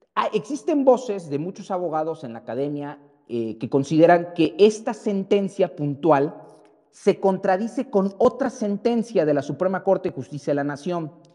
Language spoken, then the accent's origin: Spanish; Mexico; como mexicanos